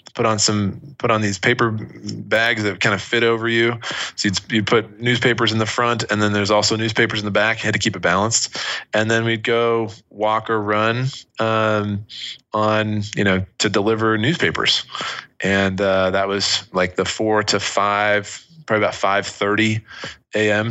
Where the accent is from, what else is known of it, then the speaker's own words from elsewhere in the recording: Washington, District of Columbia, United States; moved away; also born or lived in Utah; where we grew up in Washington D.C. area, and then we moved out west to Utah, is where I was living in high school